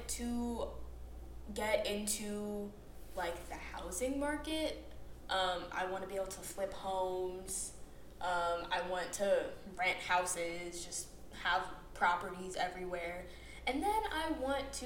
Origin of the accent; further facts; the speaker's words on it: Atlanta, Georgia, United States; I'm originally from Atlanta, and my parents live here